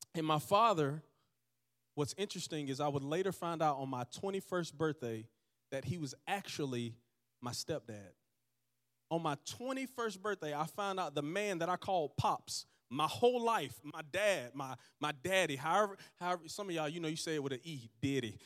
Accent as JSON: {"language": "English", "town": "Georgetown", "region": "Georgia", "country": "United States", "tie": "born or raised there", "also_born_or_lived": "Dothan, Alabama"}